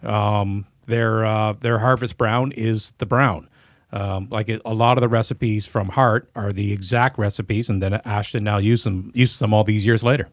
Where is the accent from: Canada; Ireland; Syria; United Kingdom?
Canada; Carleton Place, Ontario; I'm originally from Carlton Place